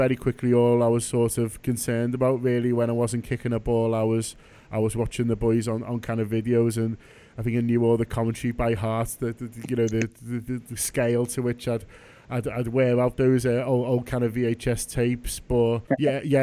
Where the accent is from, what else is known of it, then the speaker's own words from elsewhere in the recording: Liverpool, North West England, United Kingdom; I'm sort of a first generation Scouser. So we grew up in Egbert, which is just down the road from Toxteth, just a little bit further down into South Liverpool.